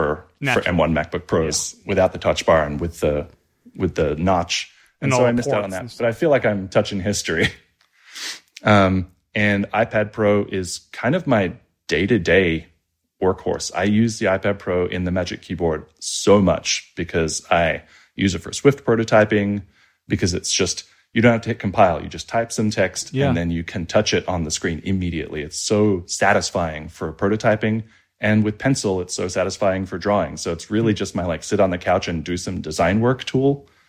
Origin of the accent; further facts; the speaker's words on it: Australia; moved away as an adult; now in United States; I've been pretty lucky because I moved out to the United States when I was in my mid-20s. I grew up in Australia, despite the accent, and fell into startup land.